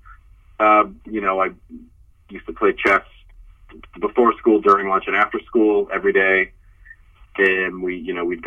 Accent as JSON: {"language": "English", "town": "Memphis", "region": "Tennessee", "country": "United States", "tie": "born or raised there", "also_born_or_lived": "Louisville, Kentucky", "moved": "yes", "said": "I was born in Louisville, Kentucky, and I grew up in Memphis, Tennessee."}